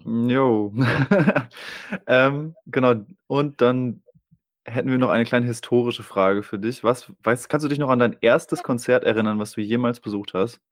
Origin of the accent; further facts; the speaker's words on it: Germany; now in Osnabrück, Germany; Ich komme ja hier aus der Gegend, ähm, ja. ich wohne in Osnabrück